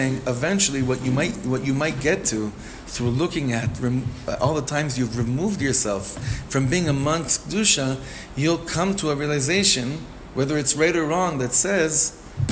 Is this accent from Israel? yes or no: yes; Ra'anana, Central District, Israel; We grew up together in Ranana